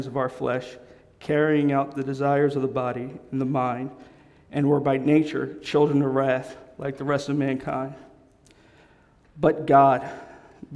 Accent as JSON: {"language": "English", "town": "Darby", "region": "Pennsylvania", "country": "United States", "tie": "born or raised there", "said": "I was growing up in Mount Zion, AME. AME stands for African Methodist Episcopal Church in Darby, Pennsylvania"}